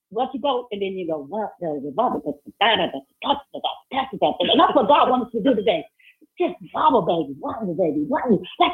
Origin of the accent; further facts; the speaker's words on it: New Orleans, Louisiana, United States; New Orleans, you know, I'm from New Orleans, and so you know, my family, they kind of wild out there.